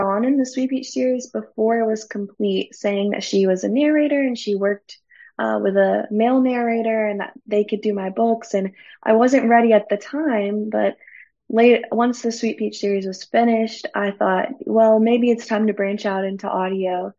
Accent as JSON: {"language": "English", "region": "Florida", "country": "United States", "tie": "born or raised there", "moved": "yes", "lives_now": "Alabama, United States", "said": "I didn't grow up in Alabama. I grew up in Florida, but my husband has been in Alabama his whole life."}